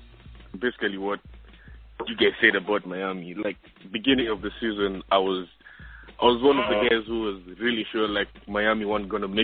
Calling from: Australia; I'm calling from Australia.

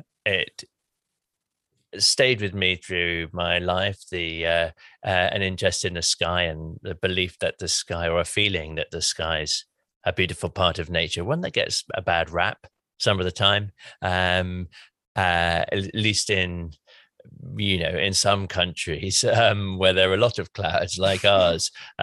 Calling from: South West England, United Kingdom; Hi, Mary. I'm calling from Somerset in England.

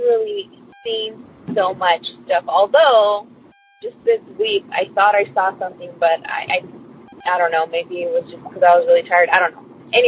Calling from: California, United States; I'm calling from California.

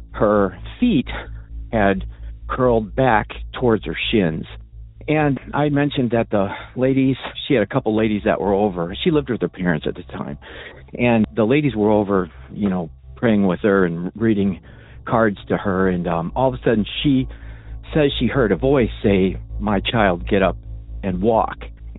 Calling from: Illinois, United States; I'm calling from Illinois.

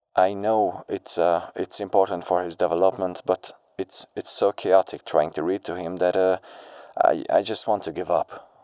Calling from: Budapest, Hungary; I'm calling from Budapest

